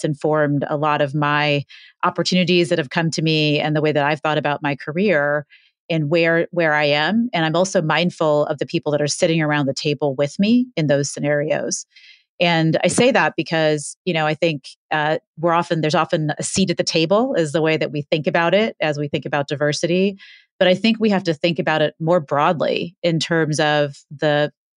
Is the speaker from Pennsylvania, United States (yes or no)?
no; New York City, New York, United States; I was born in Hell's Kitchen when it was Hell's Kitchen in the 70s